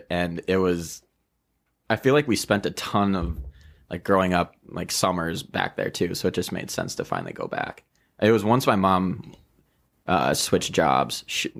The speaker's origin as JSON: {"language": "English", "town": "Roseau", "region": "Minnesota", "country": "United States", "tie": "born or raised there", "also_born_or_lived": "Crookston", "said": "growing up in Roseau."}